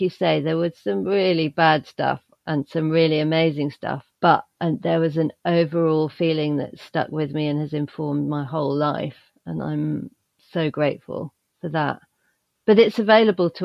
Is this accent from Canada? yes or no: no; United Kingdom; as a person growing up in the British countryside in a small but increasingly quite smart village